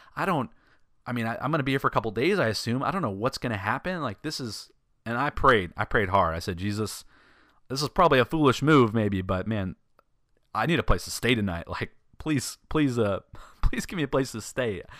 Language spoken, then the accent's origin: English; Sacramento, California, United States; I'm from Sacramento